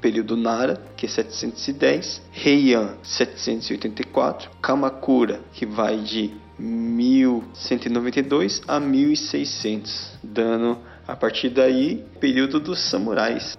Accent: Brazil; nós brasileiros

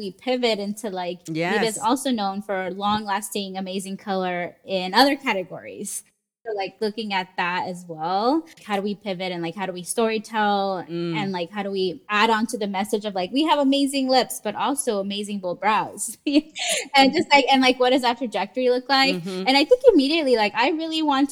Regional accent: San Diego, California, United States; I was born and lived in San Diego many years

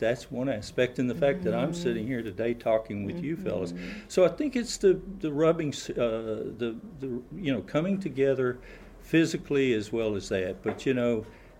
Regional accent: the South, United States; growing up in the South, having a Northern father and a Mountain mother

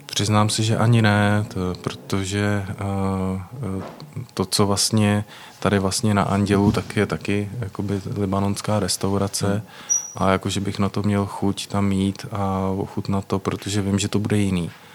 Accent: Prague, Czechia; Já jsem z Prahy

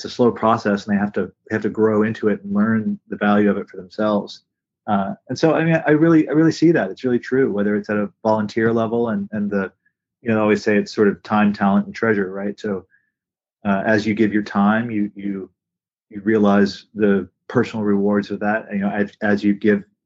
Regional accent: Atlanta, Georgia, United States; moved away as an adult; also born or lived in Virginia / Missoula, Montana; now in Hawaii, United States; I grew up in Atlanta, Georgia

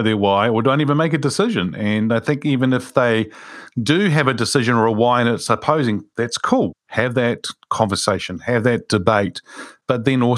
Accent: Wellington, New Zealand; Wilberforce is a street that I grew up in Wilberforce Street in Wellington, actually. I grew up in that street.

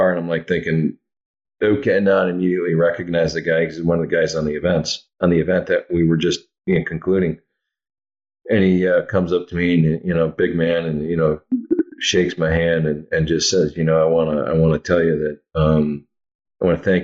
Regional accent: Oshkosh, Wisconsin, United States; I grew up in Oshkosh, Wisconsin

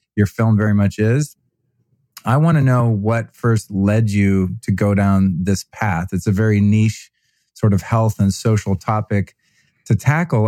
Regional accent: United States; as an American man

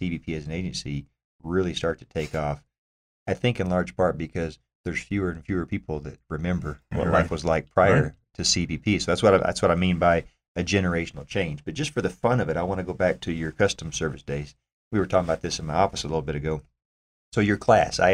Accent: Oklahoma, United States; moved away; Oklahoma, where I came from

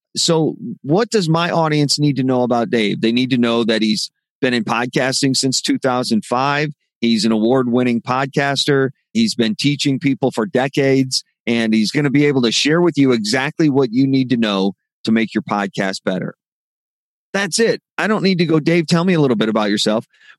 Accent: Midwest, United States; I grew up in the Midwest.

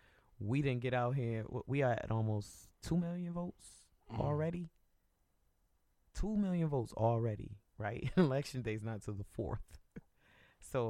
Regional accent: Northeast, United States; I grew up in the Northeast

